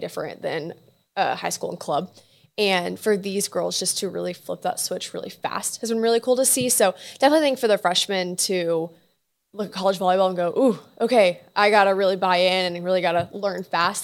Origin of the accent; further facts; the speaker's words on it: Houston, Texas, United States; I'm from Houston